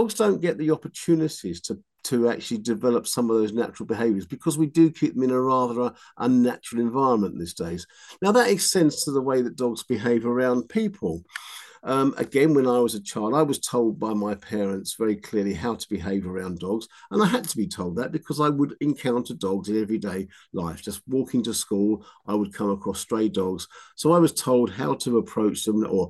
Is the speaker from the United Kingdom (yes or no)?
yes; London, United Kingdom; accent: Cockney; I grew up in London in the sort of late 50s and early 60s